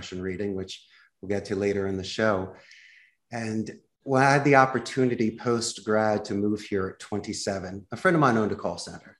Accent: Philadelphia, Pennsylvania, United States; moved away as an adult; also born or lived in Arizona; now in Costa Rica; When I was growing up in Northeast Philadelphia

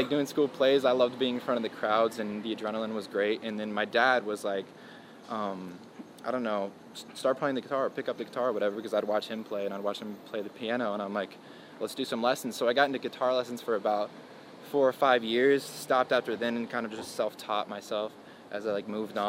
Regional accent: Illinois, United States; moved away as an adult; I'm from Illinois

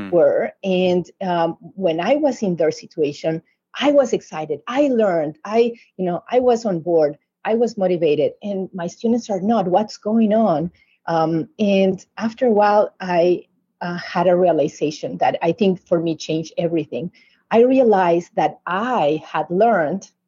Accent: Uruguay; moved away as an adult; back in my home country in Uruguay, South America

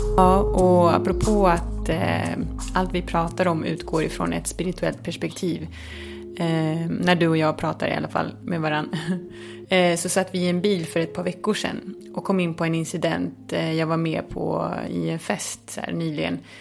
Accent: Märsta, Stockholm County, Sweden; born or raised there; moved away as an adult; also born or lived in Chile / Södermalm, Stockholm; now in Malmö, Sweden

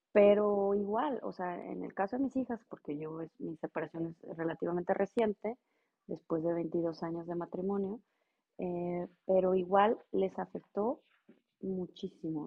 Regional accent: Monterrey, Nuevo León, Mexico; moved away as an adult; now in Ingolstadt, Germany; yo soy originaria de Monterrey, eh, radico en Ingolstadt, Alemania.

